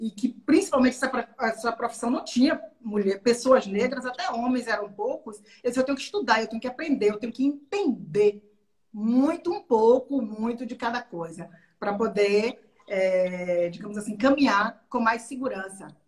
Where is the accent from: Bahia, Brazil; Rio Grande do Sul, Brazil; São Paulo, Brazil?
Bahia, Brazil; Maragogipe; now in Salvador, Brazil; eu quando eu vim do interior, eu vim da cidade de Maragogipe, do Recôncavo, que eu vi aquela coisa de estudar